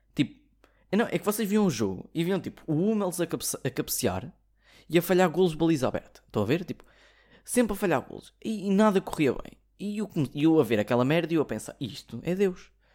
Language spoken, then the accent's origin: Portuguese; Portugal; sou português